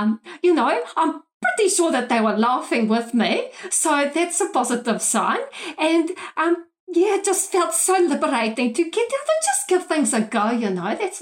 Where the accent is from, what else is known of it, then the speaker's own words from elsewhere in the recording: Pretoria, Gauteng, South Africa; moved away as an adult; now in New Zealand; Originally, I'm from Pretoria in South Africa. But I moved here 14 years ago with my husband and my three little angels